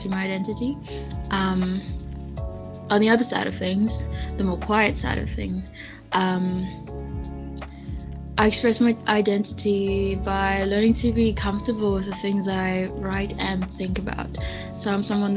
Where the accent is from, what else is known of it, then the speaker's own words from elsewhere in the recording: Johannesburg, Gauteng, South Africa; I'm from Joburg